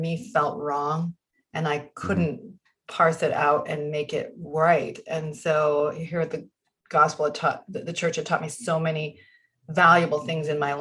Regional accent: Burlington, Vermont, United States; moved away as an adult; also born or lived in Boston, Massachusetts / Utah; I grew up in Burlington, Vermont

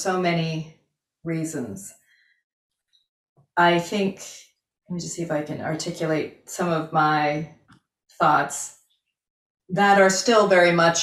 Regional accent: Vermont, United States; moved away as an adult; also born or lived in Utah / Illinois; I grew up in Vermont

